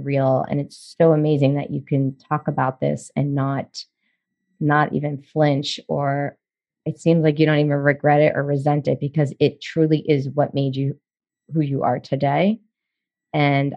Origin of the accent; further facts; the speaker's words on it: Baltimore, Maryland, United States; moved away as an adult; also born or lived in New York / New Jersey / Charleston, South Carolina / Amelia Island, Florida; I grew up in Baltimore